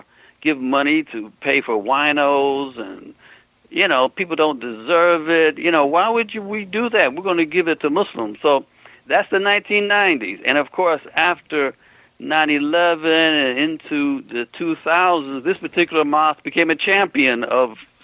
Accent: United States; For me personally, it started to change in the 70s when I lived overseas and I realized I am American.

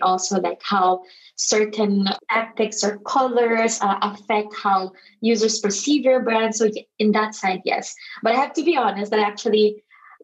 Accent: Philippines; now in Barcelona, Spain; I'm from the Philippines and I'm based in Barcelona.

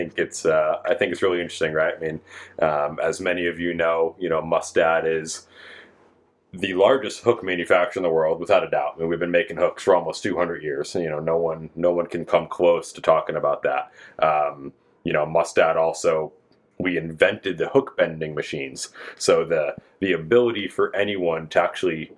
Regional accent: East Coast, United States; moved away as an adult; now in West Coast, United States; I grew up on the East Coast and fished my whole life. And I've been on the West Coast for about 7 years now

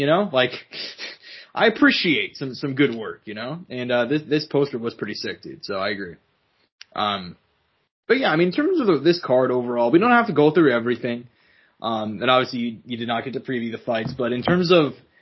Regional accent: Kansas City, United States; we're from Kansas City

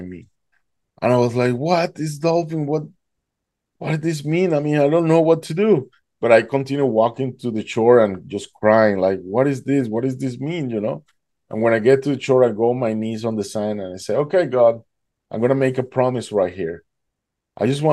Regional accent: Duluth, Georgia, United States; I'm from Atlanta, Georgia

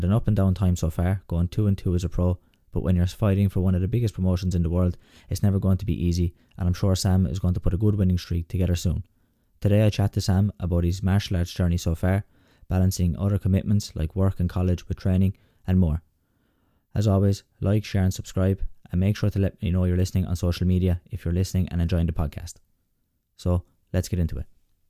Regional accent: Sixmilebridge, Munster, Ireland; I'm a Clare man here myself as well.

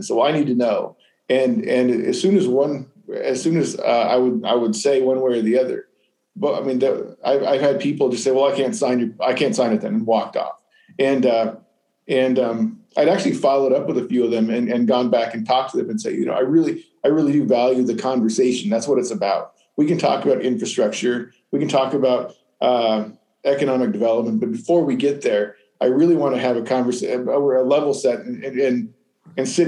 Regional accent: Nevada, United States; moved away as an adult; also born or lived in Arizona; now in Normal, United States; I'm originally from Nevada. I grew up on cattle ranch, four siblings, and it was really very rural.

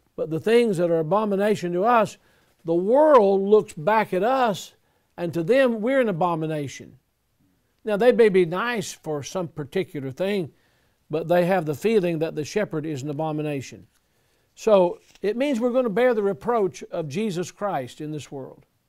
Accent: Selma, Alabama, United States; I was born in Selma, Alabama

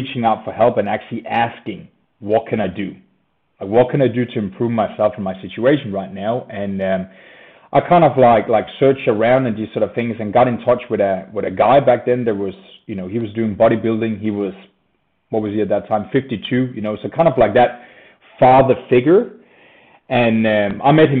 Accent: Denmark; moved away as an adult; now in Australia; I moved down under from Scandinavia in Denmark. Grew up there, happy child

